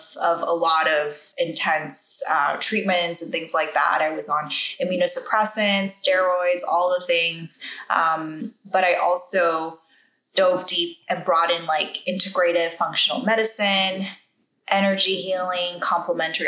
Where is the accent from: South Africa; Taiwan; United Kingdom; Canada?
Taiwan; I grew up in Taiwan.